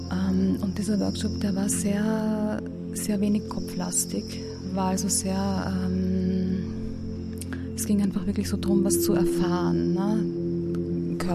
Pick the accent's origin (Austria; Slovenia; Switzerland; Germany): Austria; Vienna; ich komme aus Wien, ich bin Sexualcoach